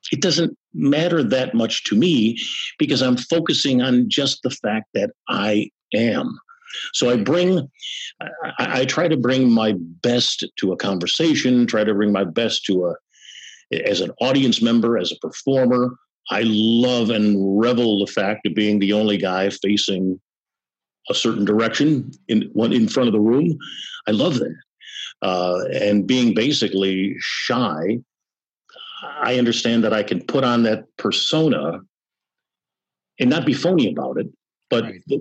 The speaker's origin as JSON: {"language": "English", "town": "Chicago", "region": "Illinois", "country": "United States", "tie": "born or raised there", "said": "growing up on the Southwest Side, you know, it's uh, kind of a yahi there uh, neighborhood, Polish"}